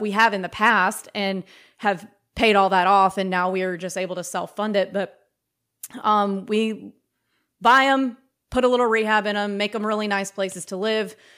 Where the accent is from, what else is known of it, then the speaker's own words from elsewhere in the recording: Mississippi, United States; moved away as an adult; also born or lived in New York / Brooklyn / Tennessee; I'm from Mississippi.